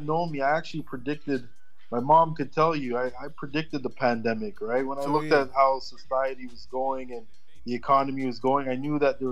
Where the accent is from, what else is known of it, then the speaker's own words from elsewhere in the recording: Toronto, Ontario, Canada; My place of birth is Toronto. I was born in Toronto.